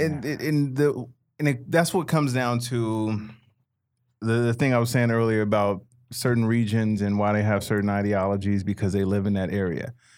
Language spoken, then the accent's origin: English; Chicago, Illinois, United States; moved away; growing up in Chicago